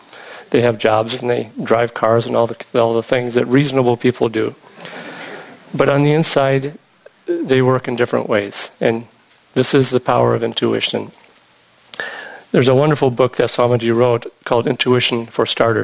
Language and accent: English; Illinois, United States; moved away; I was growing up in Illinois